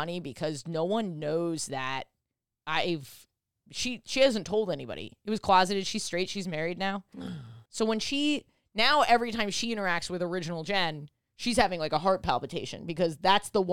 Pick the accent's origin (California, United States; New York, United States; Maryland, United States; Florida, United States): New York, United States; I grew up in New York.